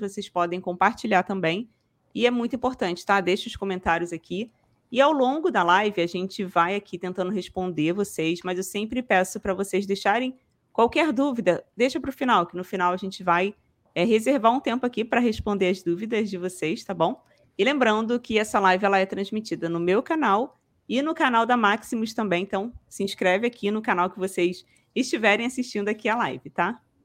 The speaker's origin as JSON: {"language": "Portuguese", "region": "Rio de Janeiro", "country": "Brazil", "accent": "carioca", "said": "sou do Rio, nem, nem falei, né? Sou ah, carioca"}